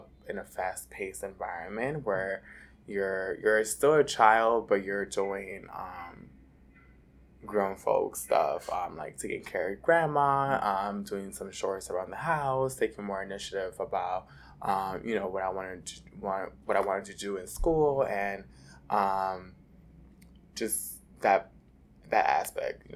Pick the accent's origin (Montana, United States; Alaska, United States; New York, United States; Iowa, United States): New York, United States; New York City; also born or lived in Dominican Republic; So I was born in Dominican Republic, and I was raised in Washington Heights, New York. I came to the United States about 6 months old